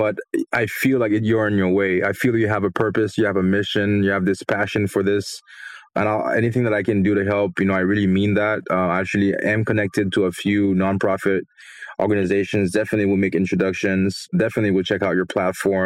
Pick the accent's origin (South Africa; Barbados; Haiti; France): Haiti; moved away; I grew up in Haiti